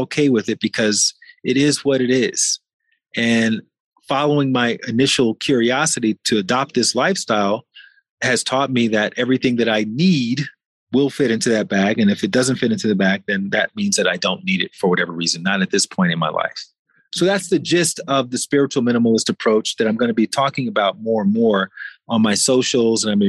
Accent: Mexico City, Mexico; here in my hometown of Mexico City

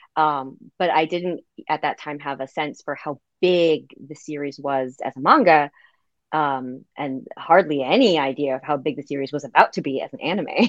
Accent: United States; I, as an American

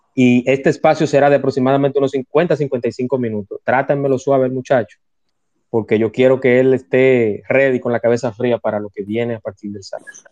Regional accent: Dominican Republic

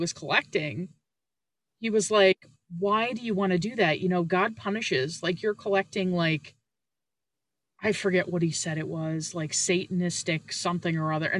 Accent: Canada; I'm Canadian.

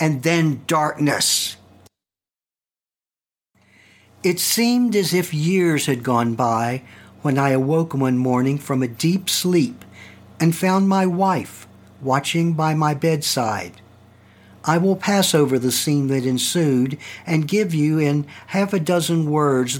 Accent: Staunton, Virginia, United States; my hometown, Stanton, Virginia

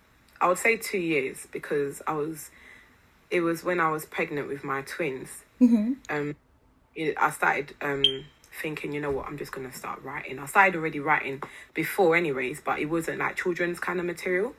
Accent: DR Congo; first language Lingala; English is a second language; now in London, United Kingdom; I'm from Congo, the Democratic Republic of Congo. But I live in London

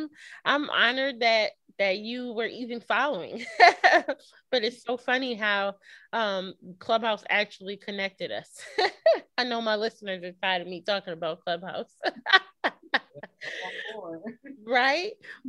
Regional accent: Norfolk, Virginia, United States; I was born in Norfolk, Virginia, but I forgot to mention that my parents met at Norfolk State.

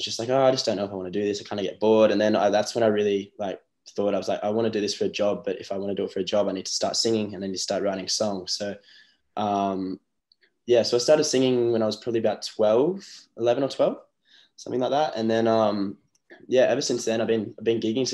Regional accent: Newcastle, New South Wales, Australia; moved away as an adult; also born or lived in Byron Bay / Sunshine Coast; my hometown's Newcastle. That's where I'm at the moment, back home

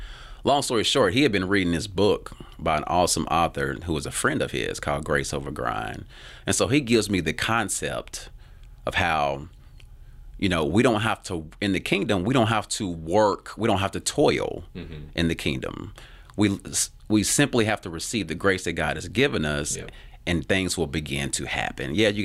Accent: Tennessee, United States; So I'm not ashamed to be from Tennessee. I'm actually very grateful. So I want to make sure people understand that. Yeah, this is based out of Tennessee.

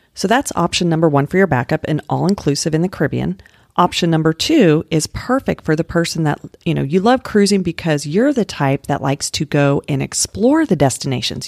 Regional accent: Littleton, Colorado, United States; I grew up in Littleton

